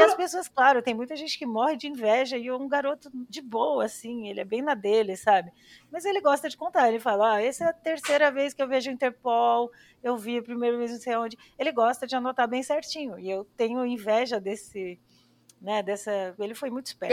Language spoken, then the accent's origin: Portuguese; São Paulo, Brazil; moved away as an adult; now in Barcelona, Spain; eu cresci em São Paulo